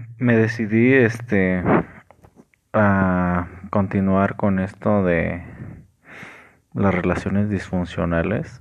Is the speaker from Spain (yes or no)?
no; Mexico; estamos tan marcados como mexicanos